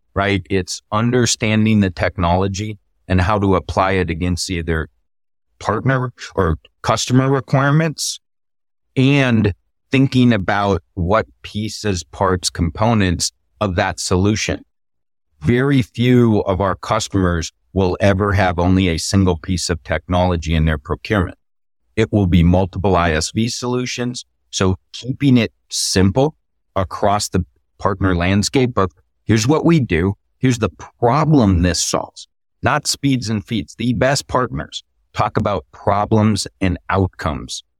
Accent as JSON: {"language": "English", "region": "Texas", "country": "United States", "tie": "born or raised there", "said": "State of Texas here, my home state"}